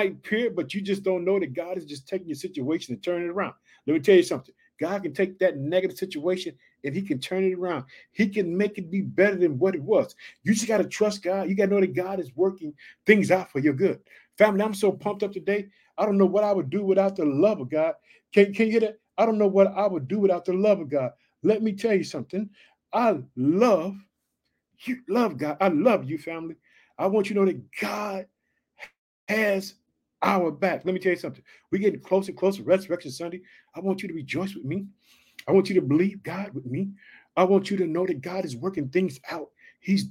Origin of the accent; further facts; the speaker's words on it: Illinois, United States; Illinois, which is my home state